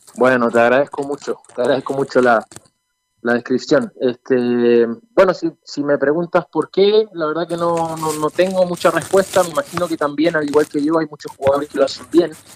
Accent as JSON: {"language": "Spanish", "country": "Chile", "tie": "born or raised there", "also_born_or_lived": "Argentina", "said": "yo nací en Argentina, eh, mis padres son argentinos también, y yo a los cinco años me vine acá a Chile, así que hice toda, mi vida en Chile"}